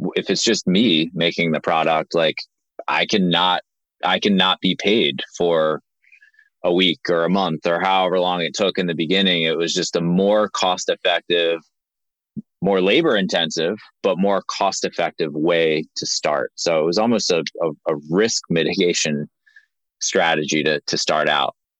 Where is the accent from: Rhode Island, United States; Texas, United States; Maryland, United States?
Maryland, United States; Linthicum; We grew up in Maryland, uh, right outside of Baltimore, in a in a town called Linthicum